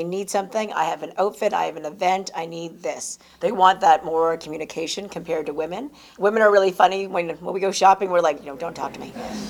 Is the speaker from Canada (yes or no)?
yes; Fredericton, New Brunswick, Canada; moved away as an adult; now in Toronto, Canada; I was born in Fredericton, New Brunswick, eastern part of Canada. Kind of a bit of a shock, I'm sure, to my parents because they came from the Philippines.